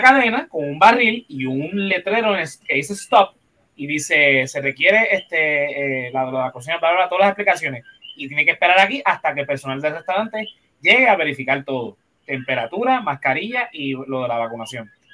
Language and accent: Spanish; Puerto Rico; nosotros como puertorriqueños, seamos cristianos o no, celebramos Navidad